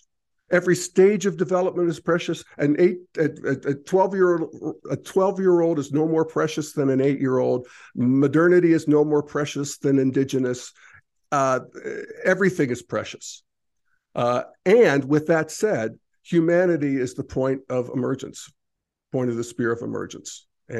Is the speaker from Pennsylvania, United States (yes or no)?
yes; Pennsylvania, United States; I remember when I was a kid growing up in Redneck, Pennsylvania, I would say, I'm a citizen of the world. And people would say, no, you're an American.